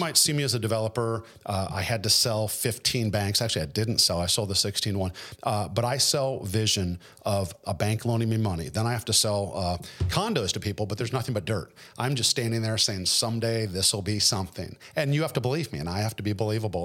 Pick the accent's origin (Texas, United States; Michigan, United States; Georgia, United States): Michigan, United States; Detroit; moved away as an adult; also born or lived in Fort Lauderdale, Florida; now in Nashville, United States; I was born and raised in Detroit in a relatively middle-class neighborhood